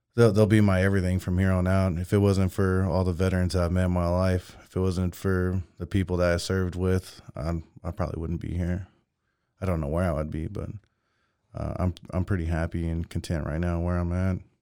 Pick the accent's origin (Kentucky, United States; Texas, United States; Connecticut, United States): Texas, United States; Mexia; I come from Mejia